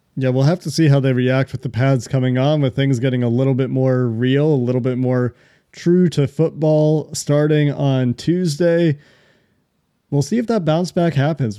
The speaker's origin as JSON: {"language": "English", "town": "Chicago", "region": "Illinois", "country": "United States", "tie": "born or raised there", "said": "I was born in Chicago"}